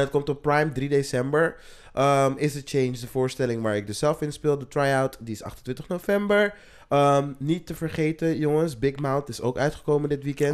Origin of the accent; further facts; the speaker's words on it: Amsterdam, North Holland, Netherlands; ik ben opgegroeid in Welmer.